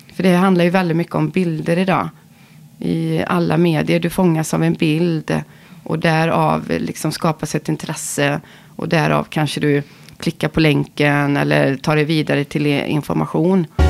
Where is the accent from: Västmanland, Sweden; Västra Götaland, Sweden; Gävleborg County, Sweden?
Västra Götaland, Sweden; Ulricehamn; vi kommer från Ulricehamn